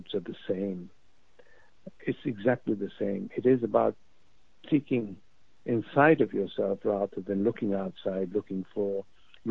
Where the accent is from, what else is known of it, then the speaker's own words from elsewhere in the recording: Pakistan; moved away as an adult; also born or lived in London; I grew up in Pakistan until I was 19. I came to London